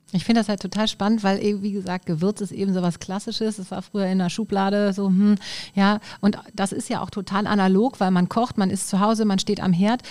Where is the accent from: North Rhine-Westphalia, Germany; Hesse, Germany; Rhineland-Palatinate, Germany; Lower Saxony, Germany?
North Rhine-Westphalia, Germany; Düsseldorf; Als Düsseldorfer